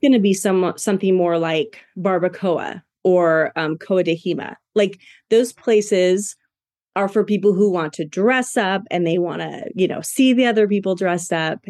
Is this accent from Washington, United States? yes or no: yes; Washington, United States; now in Boise, United States; I'm from Washington and we get a lot of crabs